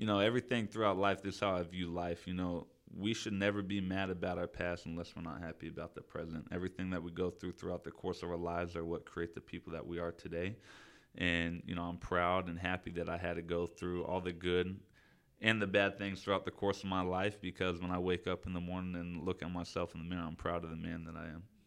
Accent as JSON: {"language": "English", "town": "Citrus Heights", "region": "California", "country": "United States", "tie": "born or raised there", "said": "I grew up mainly Citrus Heights, Fairhopes, Orangeville area"}